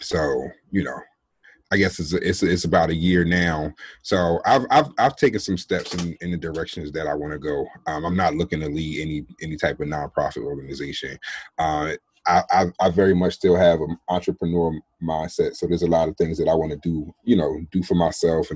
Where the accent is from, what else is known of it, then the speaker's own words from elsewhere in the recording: New Jersey, United States; I'm originally from Jersey, born and raised